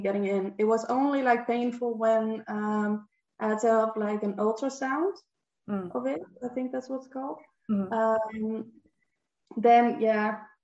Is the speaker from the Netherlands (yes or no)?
yes; Netherlands; English is a second language; I'm from the Netherlands and I'm 23 years old.